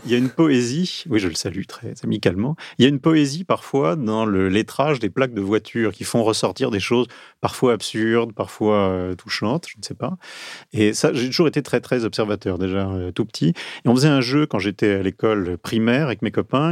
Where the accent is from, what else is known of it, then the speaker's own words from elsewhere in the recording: Marseille, Provence-Alpes-Côte d'Azur, France; also born or lived in Vaucluse; now in Paris, France; je suis né à Marseille, j'ai grandi au bord de la Méditerranée